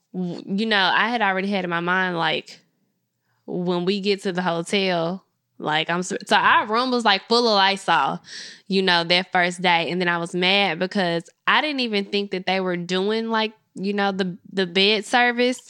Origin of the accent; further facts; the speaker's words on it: Memphis, Tennessee, United States; I'm from Memphis